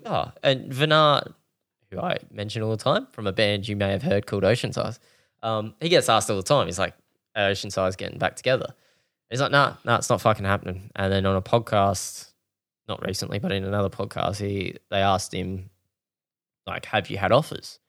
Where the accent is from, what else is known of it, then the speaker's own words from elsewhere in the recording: Australia; we're Australian